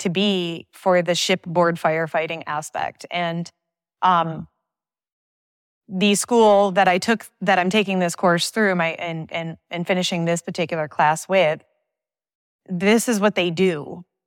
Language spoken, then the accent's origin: English; Thousand Islands, Saint Lawrence Seaway, New York, United States; I grew up on the Canadian border of the Great Lakes and the Saint Lawrence Seaway